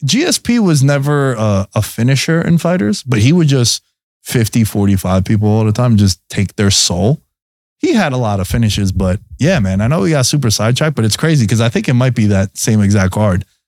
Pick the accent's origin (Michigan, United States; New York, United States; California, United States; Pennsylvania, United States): New York, United States; being a New Yorker